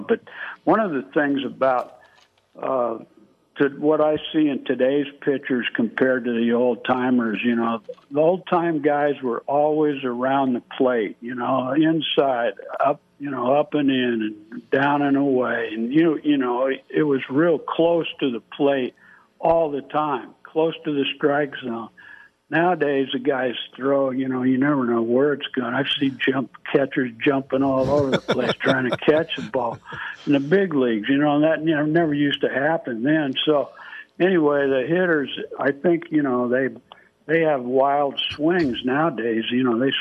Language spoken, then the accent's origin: English; California, United States; I grew up in California